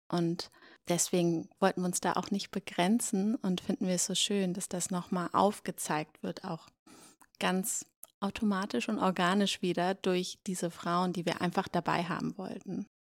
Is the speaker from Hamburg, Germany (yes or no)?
yes; Hamburg, Germany; now in Berlin, Germany; Ich komme aus Hamburg ursprünglich